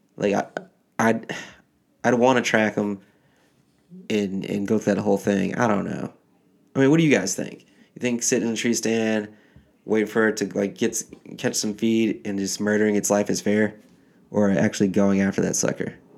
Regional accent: Michigan, United States; now in New Jersey, United States; I grew up in Michigan

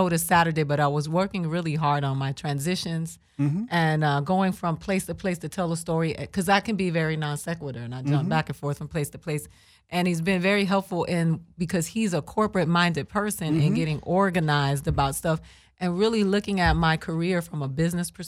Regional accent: Boston, Massachusetts, United States; moved away; Boston, that's where I was born. I was born in Brigham Young Hospital

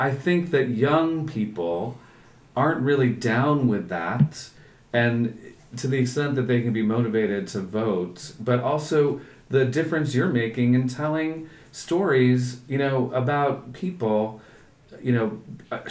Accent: New York, United States; also born or lived in Silver Lake, Los Angeles; a New Yorker

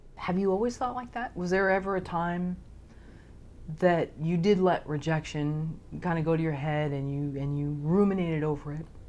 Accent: Palo Alto, California, United States; I grew up in Palo Alto

